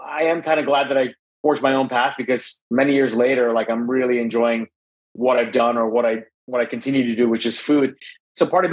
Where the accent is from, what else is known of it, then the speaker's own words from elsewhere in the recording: Bronxville, New York, United States; especially where I grew up in Westchester County in New York.